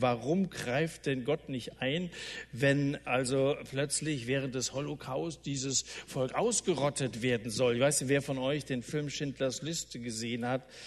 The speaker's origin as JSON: {"language": "German", "country": "Germany", "said": "bei uns in Deutschland"}